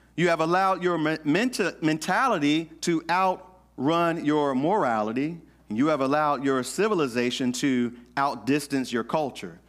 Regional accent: the South, United States; I grew up in the South in the Baptist church

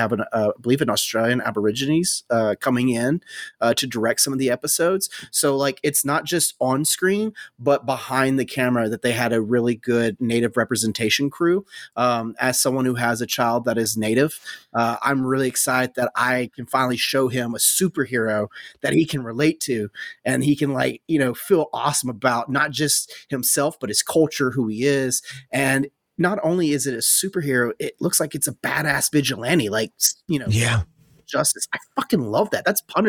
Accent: the South, United States; I'm white bread from the South.

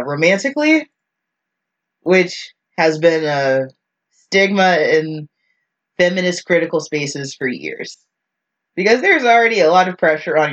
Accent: the South, United States; as a Southerner

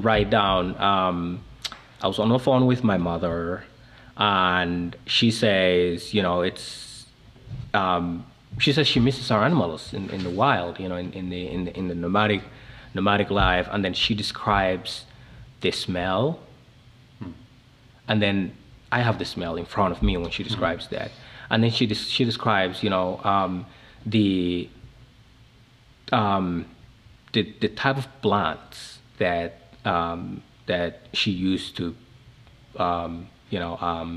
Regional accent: Somalia; born or raised there; first language Somali; English is a second language; moved away as an adult; also born or lived in Kenya; now in United States

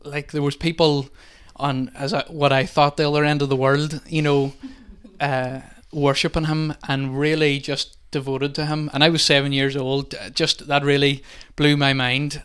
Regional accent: Milford, Ireland; moved away as an adult; now in Convoy, Ireland; I'm from, not from Convoy, I'm actually from Milford, but have been living in Convoy now for a while

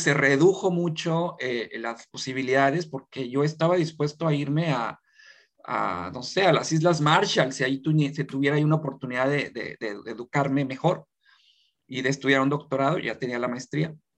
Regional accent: Mexico; moved away as an adult; now in South Korea; como mexicanos

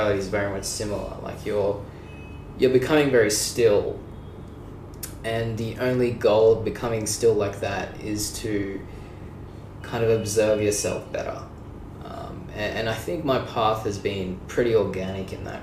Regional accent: Sydney, New South Wales, Australia; I'm from Sydney, Australia.

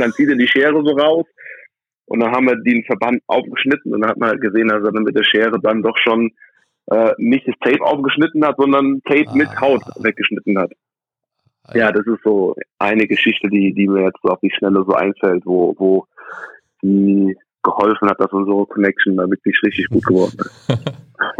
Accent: Aschaffenburg, Bavaria, Germany; also born or lived in United States; ich bin in Amerika geboren, kam nach einigen Jahren nach Deutschland, äh, bin in Deutschland aufgewachsen

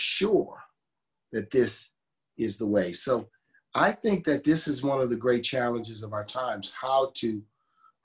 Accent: New Orleans, Louisiana, United States; born or raised there

